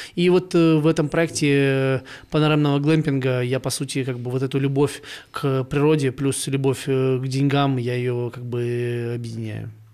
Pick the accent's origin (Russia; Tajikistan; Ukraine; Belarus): Ukraine; now in Almaty, Kazakhstan; я ж с Украины